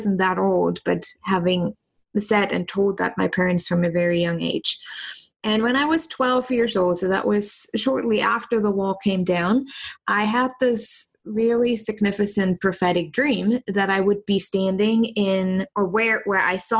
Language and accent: English; East Germany, Germany; moved away as an adult; also born or lived in New York / San Francisco; now in Indianapolis, United States; I grew up in East Germany